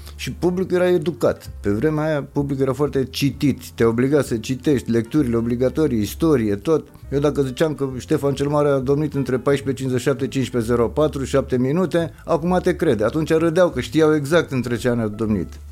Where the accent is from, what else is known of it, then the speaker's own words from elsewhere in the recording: Gorj, Romania; moved away; also born or lived in Petroșani; în Gorj, de unde sunt eu